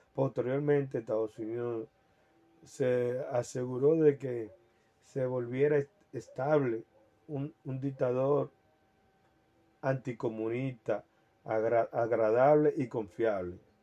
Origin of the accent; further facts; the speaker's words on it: Dominican Republic; soy dominicano